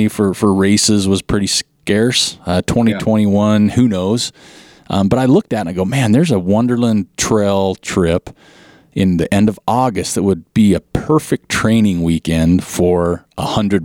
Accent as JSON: {"language": "English", "region": "Utah", "country": "United States", "said": "I'm from Utah"}